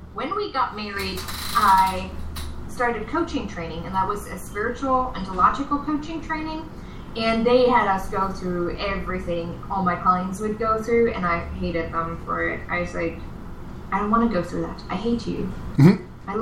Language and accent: English; East Germany, Germany; English is a second language; I grew up in East Germany.